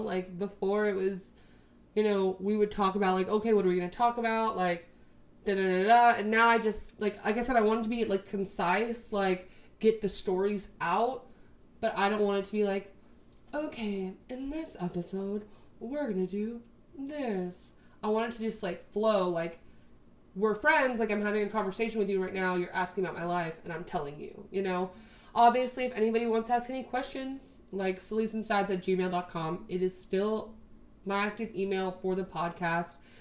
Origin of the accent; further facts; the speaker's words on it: Texas, United States; we're both from Texas. It'll be easier to like get paperwork and everything because we were both born here. We both live here right now